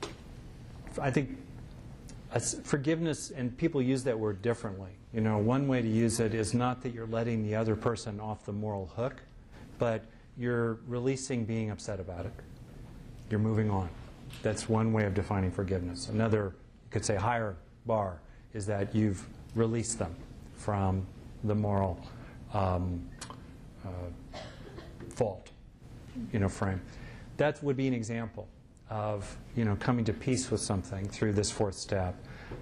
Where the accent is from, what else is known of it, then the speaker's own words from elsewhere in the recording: United States; I'm an American